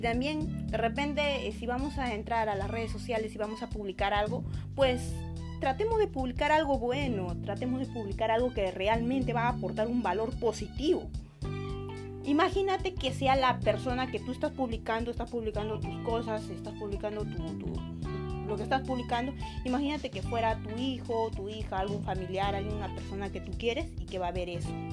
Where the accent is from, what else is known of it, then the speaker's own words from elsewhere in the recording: Peru; nos dejan mal como peruanos